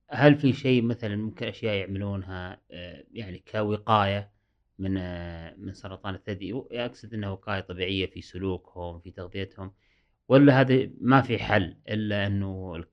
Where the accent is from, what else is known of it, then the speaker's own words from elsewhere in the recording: Saudi Arabia; قريت أن عندنا في السعودية